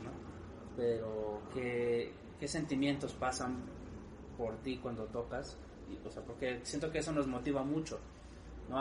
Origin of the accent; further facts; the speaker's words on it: Mexico; orgullo como mexicano